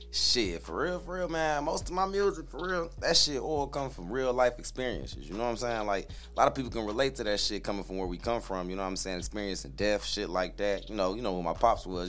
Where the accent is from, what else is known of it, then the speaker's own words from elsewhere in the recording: Flint, Michigan, United States; also born or lived in Fort Wayne, Indiana; I grew up in Flint till I was about like damn near eleven.